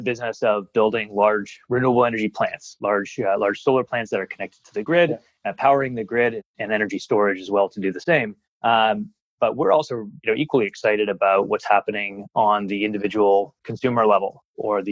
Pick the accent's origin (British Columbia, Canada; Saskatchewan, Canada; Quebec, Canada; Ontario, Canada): Ontario, Canada; now in Australia; I'm from Canada